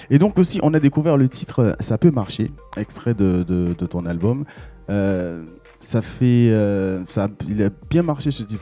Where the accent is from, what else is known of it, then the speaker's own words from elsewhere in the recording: Guadeloupe; Je suis de la Guadeloupe.